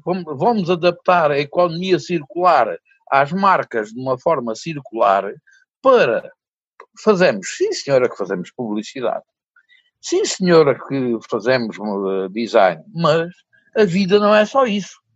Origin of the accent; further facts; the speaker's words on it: Souzel, Alentejo, Portugal; moved away; quando eu voltei para a minha terra natal e começou por ser um projeto uh, que era para ser só para o Conselho de Sousa. O Conselho de Souzel